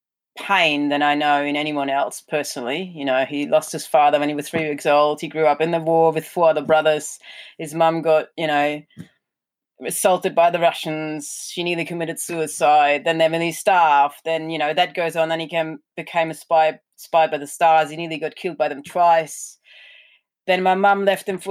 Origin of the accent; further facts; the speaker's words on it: Germany; moved away as an adult; now in Australia; I'm German. Well, I've been here for 20 years now, but I was born in Germany